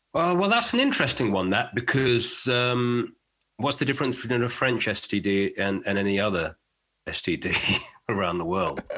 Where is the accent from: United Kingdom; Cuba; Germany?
United Kingdom; being British.